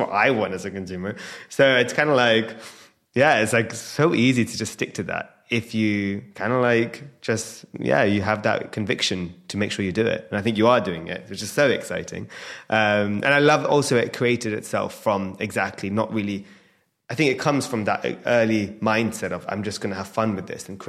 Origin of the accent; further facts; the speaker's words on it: London, United Kingdom; I'm obviously born and raised in London